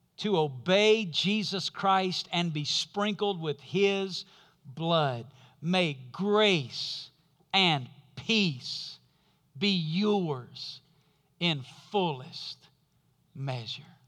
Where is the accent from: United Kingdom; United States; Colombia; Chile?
United States; Alabama; where we grew up in Alabama